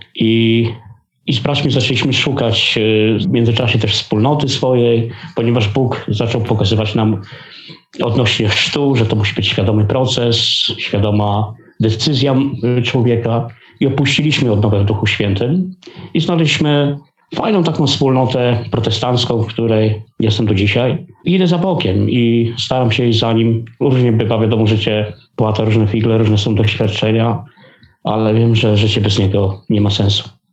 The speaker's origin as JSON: {"language": "Polish", "town": "Legnica", "region": "Lower Silesian Voivodeship", "country": "Poland", "said": "Pochodzę z Letnicy, to jest Dolny Śląsk"}